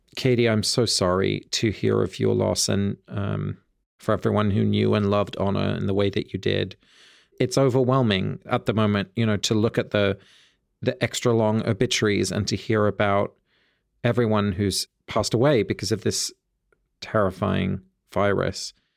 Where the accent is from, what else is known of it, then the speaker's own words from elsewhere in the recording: Sussex, South East England, United Kingdom; near where I grew up in Sussex